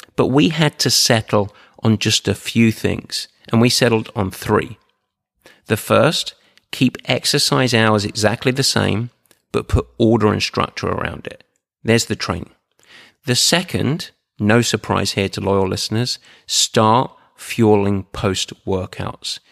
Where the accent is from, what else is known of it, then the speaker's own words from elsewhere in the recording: Essex, East of England, United Kingdom; I'm from Essex, like, and I was born with no silver spoon in my mouth. I was born on the market.